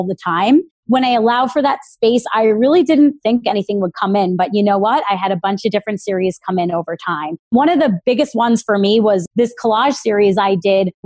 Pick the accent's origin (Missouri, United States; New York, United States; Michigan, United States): New York, United States; Long Island; I grew up in Long Island